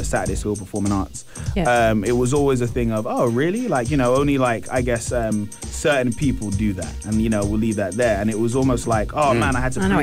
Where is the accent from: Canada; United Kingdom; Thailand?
United Kingdom; London; I'm from an area called Tottenham in London.